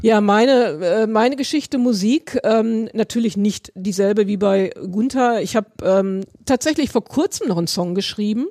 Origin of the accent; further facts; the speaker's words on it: Berlin, Germany; ich komme ja aus Berlin